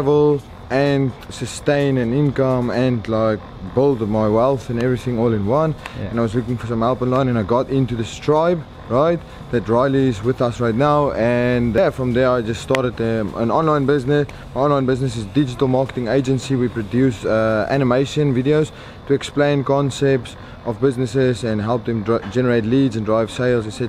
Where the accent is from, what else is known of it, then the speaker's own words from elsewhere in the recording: Cape Town, Western Cape, South Africa; moved away; also born or lived in England; from Cape Town